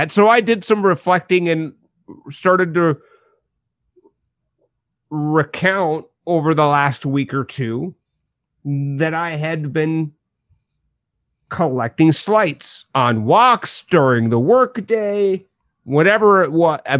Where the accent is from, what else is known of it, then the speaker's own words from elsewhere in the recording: Midwest, United States; not directly to them because I am a Midwesterner after all.